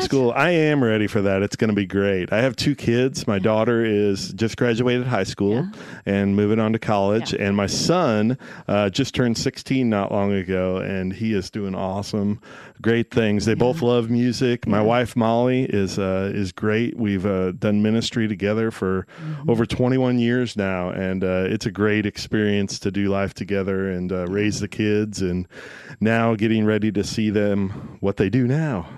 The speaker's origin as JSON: {"language": "English", "town": "Henry", "region": "Illinois", "country": "United States", "tie": "born or raised there", "said": "I grew up in Henry, Illinois."}